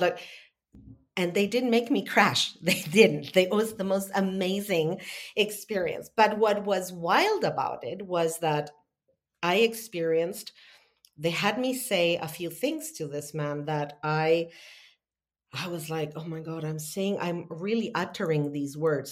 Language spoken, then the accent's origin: English; Argentina; moved away as an adult; also born or lived in Italy; now in United States; I'm born and raised in Argentina.